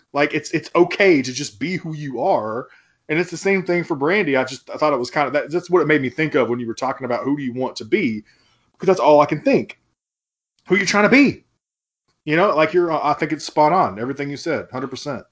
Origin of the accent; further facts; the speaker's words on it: Fort Smith, Arkansas, United States; also born or lived in Memphis, Tennessee; we went to high school together, and we're both white dudes from Fort Smith, Arkansas